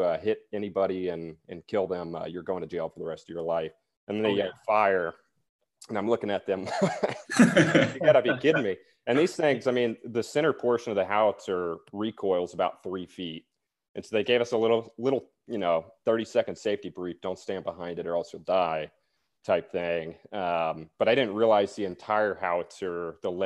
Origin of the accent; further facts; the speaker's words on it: Greenville, South Carolina, United States; moved away as an adult; also born or lived in Charleston, South Carolina; originally I'm from South Carolina, born and raised in Greenville.